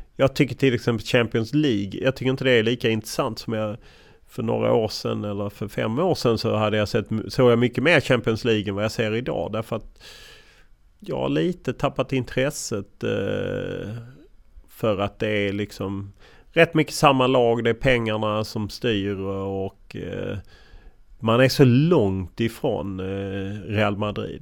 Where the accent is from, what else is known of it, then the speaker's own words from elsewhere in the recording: Lund, Skåne, Sweden; moved away as an adult; now in Stockholm, Sweden; Jag kommer från Lund och uppvuxen i Lund och stannade i Lund väldigt länge tills jag var 28 innan jag flyttade till Stockholm